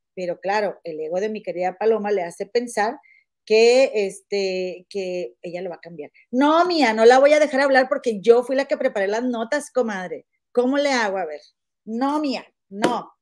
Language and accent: Spanish; Monterrey, Nuevo León, Mexico; moved away; soy de Monterrey